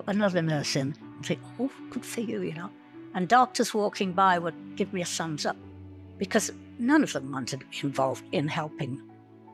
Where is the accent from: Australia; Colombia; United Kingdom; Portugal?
United Kingdom; England; moved away as an adult; also born or lived in London / Saskatchewan; now in Canada; When the war broke out, we were in London. I would have been 5 years old at the time. I came to Canada from England in 1957